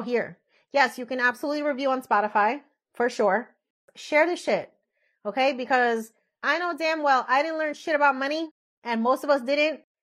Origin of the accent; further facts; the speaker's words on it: Elizabeth, New Jersey, United States; moved away as an adult; now in Florida, United States; I grew up in Elizabeth, right outside of Newark